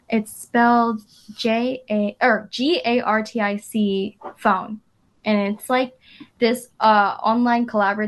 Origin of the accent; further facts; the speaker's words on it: Irvine, California, United States; I grew up in Irvine